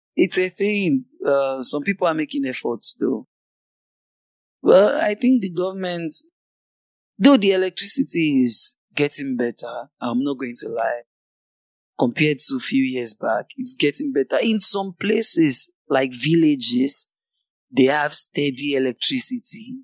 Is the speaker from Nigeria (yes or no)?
yes; Nigeria; I'm from Nigeria